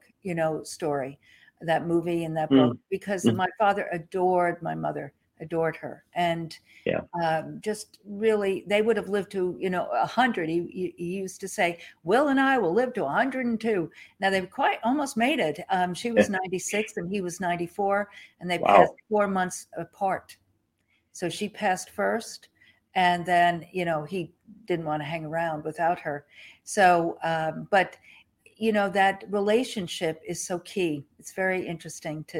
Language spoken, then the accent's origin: English; Long Island, New York, United States; moved away; also born or lived in Ridgefield, Connecticut; I grew up in the Northeast on Long Island